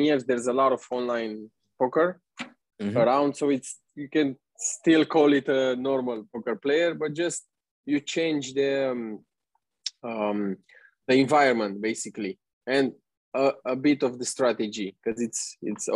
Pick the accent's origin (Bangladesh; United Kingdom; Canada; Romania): Romania; moved away as an adult; now in Bali, Indonesia; I'm 29 years old. I'm from Romania.